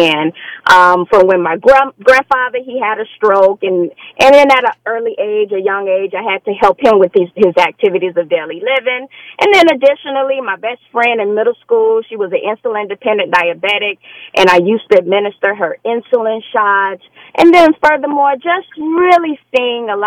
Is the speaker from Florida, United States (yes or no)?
yes; Fort Lauderdale, Florida, United States; I am from Fort Lauderdale, Florida